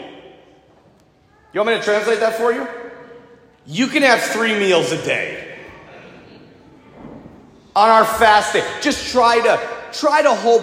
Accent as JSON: {"language": "English", "country": "United States", "said": "I'm an American"}